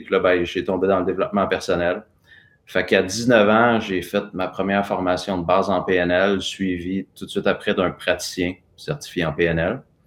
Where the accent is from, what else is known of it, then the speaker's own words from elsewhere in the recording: Sainte-Mélanie, Quebec, Canada; je suis né à Sainte-Mélanie, qui est un petit village euh, à côté de Joliette, dans la Naudière. fils de petit-fils de fermier sur une ferme à tabac